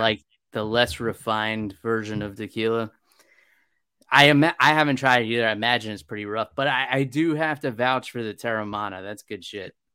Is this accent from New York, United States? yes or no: yes; New York, United States; the town where I grew up in New York